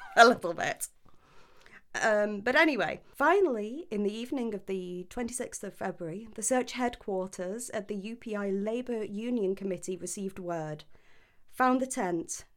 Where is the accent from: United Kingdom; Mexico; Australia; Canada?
United Kingdom; I'm British